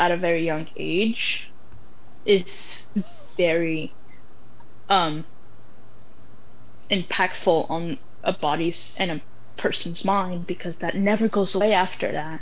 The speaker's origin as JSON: {"language": "English", "country": "Canada", "tie": "born or raised there", "said": "This is where I grew up. So yes, I value myself as a Muslim person, as a Moroccan person, but I also value myself as a Canadian"}